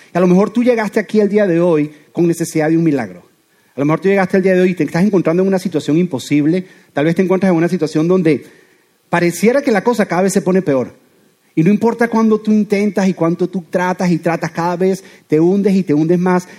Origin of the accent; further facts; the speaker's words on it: Venezuela; now in Doral, United States; soy venezolano